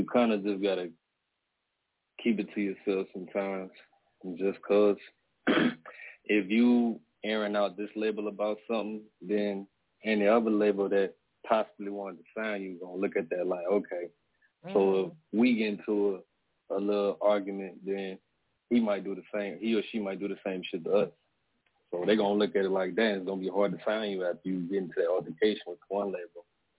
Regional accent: Baton Rouge, Louisiana, United States; now in California, United States; I'm from Baton Rouge, Louisiana

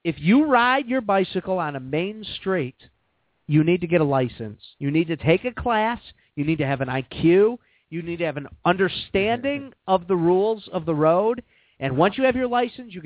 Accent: Chicago, Illinois, United States; I'm from Chicago

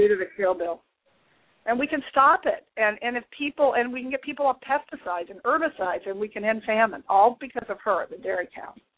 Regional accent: Malibu, California, United States; I grew up in Malibu, where you know we have hard pans that you can't even penetrate with a shovel.

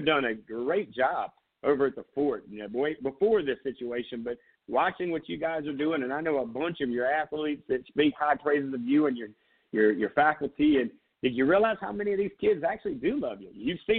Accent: Myrtle Beach, South Carolina, United States; moved away; I'm originally from Myrtle Beach

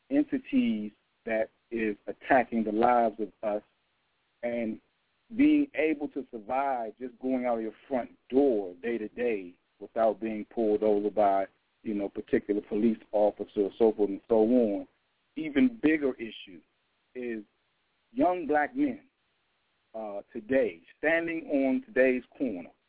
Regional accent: Washington, District of Columbia, United States; born and raised in Washington, D.C. Uh, grew up in the community

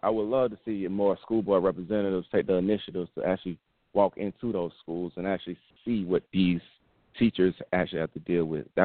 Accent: Atlanta, Georgia, United States; I'm from Atlanta, and when I when when I come up, I I was born and raised in Atlanta. I'm from Simpson Road.

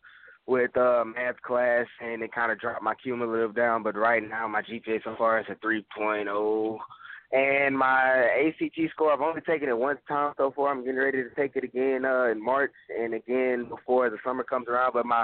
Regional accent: Lake Charles, Louisiana, United States; I've been born and raised in Lake Charles

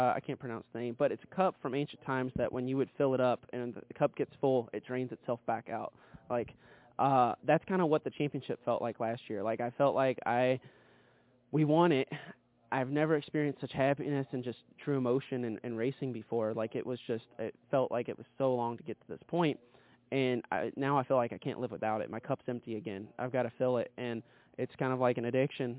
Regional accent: Kentucky, United States; I'm from Kentucky

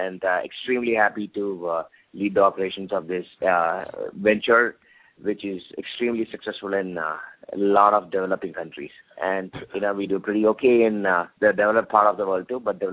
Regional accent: India; moved away; also born or lived in United States / Oxford, United Kingdom; I grew up in India for a good part of my childhood before I moved down to States.

